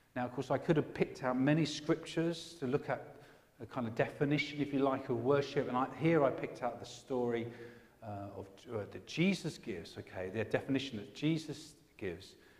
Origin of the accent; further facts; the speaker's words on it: England, United Kingdom; I'm an Englishman